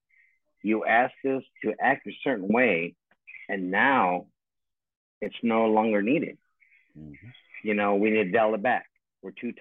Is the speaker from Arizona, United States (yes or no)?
yes; South Tucson, Arizona, United States; moved away; I was raised in South Tucson.